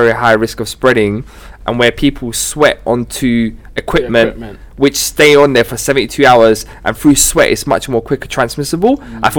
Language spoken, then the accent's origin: English; United Kingdom; The British government, right? Because you know we're British, innit? We're great, yeah.